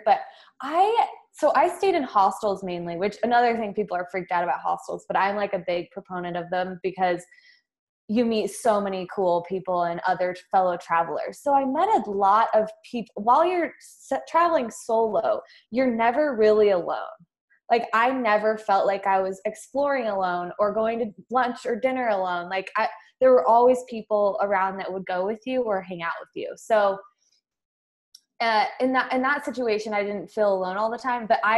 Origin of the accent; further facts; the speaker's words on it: Twin Falls, Idaho, United States; also born or lived in San Francisco, California; I grew up in Twin Falls, Idaho, and so I'm an Idaho girl through and through